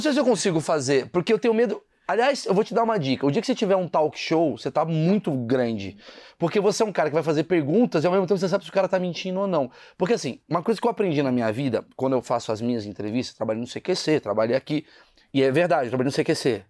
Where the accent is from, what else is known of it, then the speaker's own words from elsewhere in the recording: Brazil; eu sou do Brasil